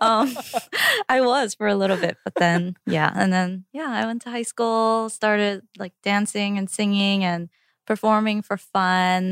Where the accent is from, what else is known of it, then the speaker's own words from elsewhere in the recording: New York, United States; English is a second language; also born or lived in Korea; I started fourth grade in Queens